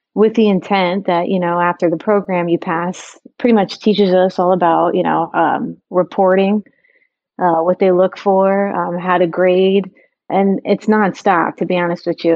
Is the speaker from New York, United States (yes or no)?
yes; New York, United States; growing up in New York